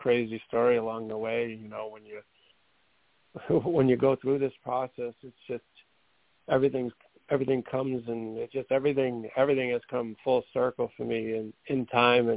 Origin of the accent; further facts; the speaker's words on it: Methuen, Massachusetts, United States; I'm from Methuen, Massachusetts